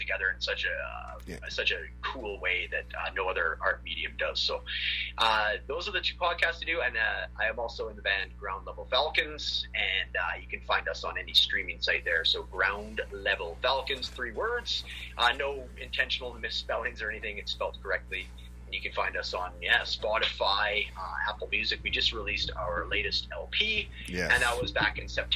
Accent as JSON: {"language": "English", "town": "Prince George", "region": "British Columbia", "country": "Canada", "said": "I'm from Prince George, British Columbia, Canada"}